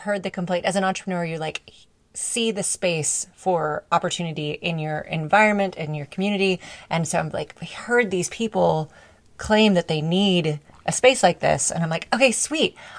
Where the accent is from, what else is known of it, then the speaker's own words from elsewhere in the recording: Dallas, Texas, United States; also born or lived in Alabama; I grew up in Dallas, went to Alabama, came back